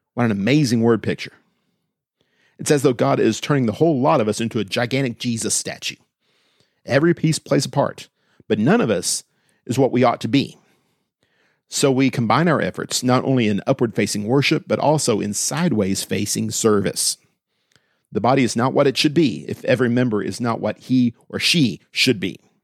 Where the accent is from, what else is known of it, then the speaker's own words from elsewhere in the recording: Austin, Texas, United States; Growing up in Austin